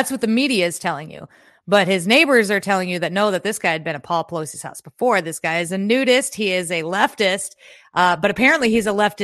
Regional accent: South Dakota, United States; I grew up in South Dakota and I grew up in a small town

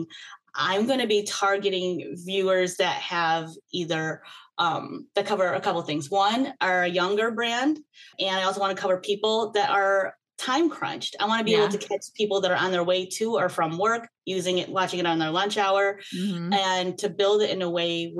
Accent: Michigan, United States; now in Chicago, United States; I grew up in Michigan suburbia

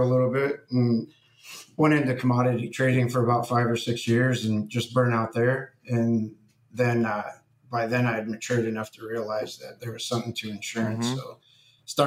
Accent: Fremont, Ohio, United States; I grew up in Fremont, Ohio, which is basically just a small town.

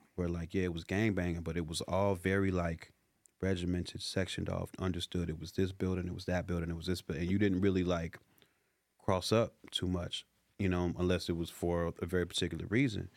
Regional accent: Chicago, Illinois, United States; now in Los Angeles, United States; growing up in the hoods, I grew up in the Chicago

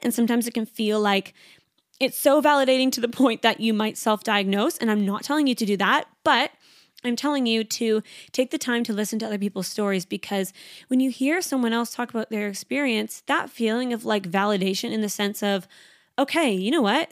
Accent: Canada; now in Sydney, Australia; I'm a Canadian girl.

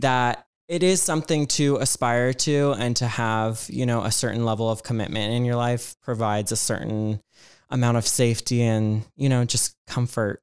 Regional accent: Georgia, United States; I grew up in Georgia

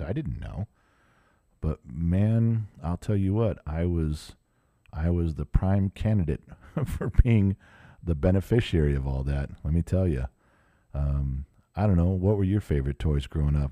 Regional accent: Southern California, United States; I grew up in Southern California

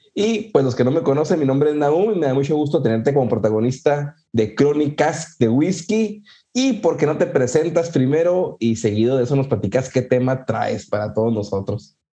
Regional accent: Puerto Rico; de aquí de Puerto Rico también

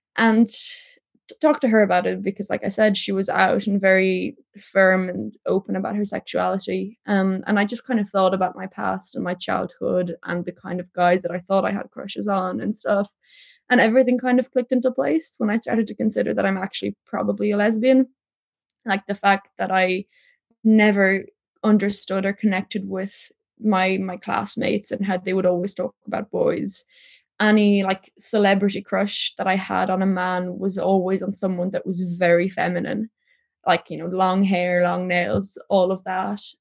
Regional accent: Tipperary, Munster, Ireland; born or raised there; also born or lived in Poland

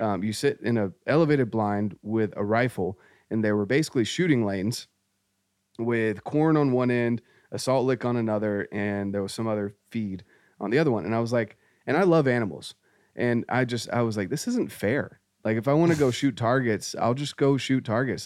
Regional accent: North Carolina, United States; moved away; I grew up in Scouts, I, I got my Eagle Scout, my dad was very active in scouting, um, we did a lot of camping, hiking, and, uh, this was in North Carolina

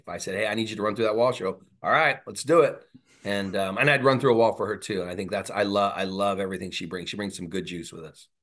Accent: Southern California, United States; moved away; I'm from Southern California

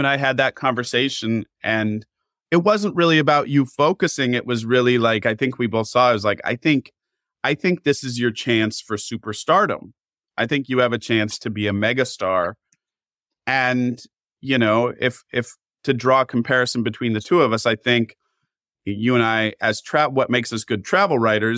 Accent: Pacific Northwest, United States; we're both from the Pacific Northwest

